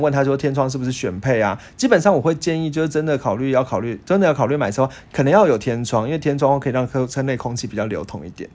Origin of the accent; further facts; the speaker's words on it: Taiwan; 像我们台湾人